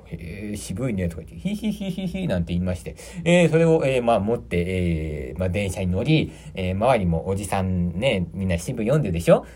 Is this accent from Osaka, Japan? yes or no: no; Aichi, Japan; 私、愛知県出身